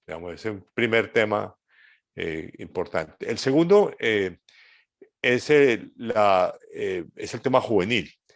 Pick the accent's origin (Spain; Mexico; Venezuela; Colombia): Colombia; mi país, Colombia